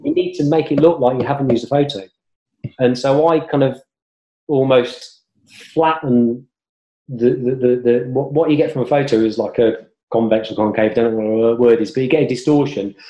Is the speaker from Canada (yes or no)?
no; Coventry, West Midlands, United Kingdom; now in London, United Kingdom; I was brought up in Coventry